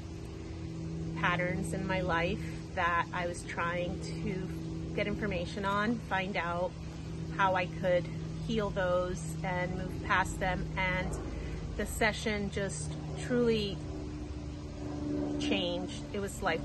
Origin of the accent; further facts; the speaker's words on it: Coconut Creek, Florida, United States; I'm from Coconut Creek, Florida